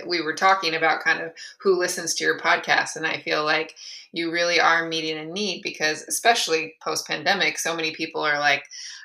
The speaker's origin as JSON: {"language": "English", "town": "East Lansing", "region": "Michigan", "country": "United States", "tie": "born or raised there", "also_born_or_lived": "Santa Barbara, California", "moved": "as an adult", "said": "I grew up in East Lansing, Michigan"}